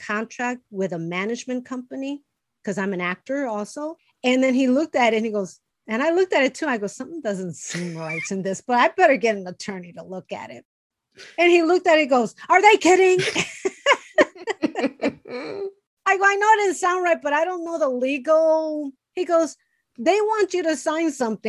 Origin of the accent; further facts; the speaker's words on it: Chicago, Illinois, United States; English is a second language; I was born and raised in Chicago. We were poor